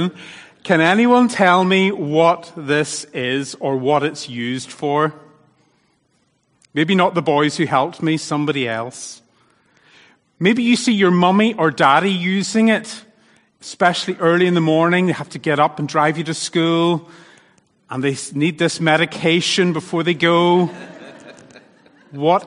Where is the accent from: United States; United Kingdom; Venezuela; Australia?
United Kingdom; Northern Ireland; accent: Northern Irish; now in Thailand; my Northern Irish accent